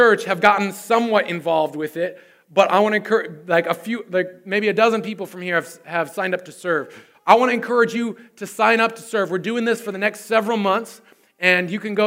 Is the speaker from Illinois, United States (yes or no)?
no; Susanville, California, United States; my hometown of Susanville, California